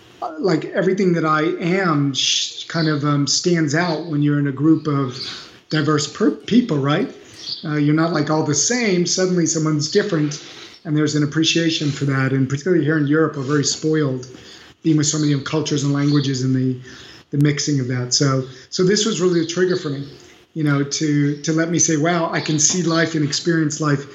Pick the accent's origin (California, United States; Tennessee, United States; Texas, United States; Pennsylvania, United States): California, United States; Beverly Hills; moved away as an adult; now in Paris, France; I grew up in Beverly Hills and went to UCLA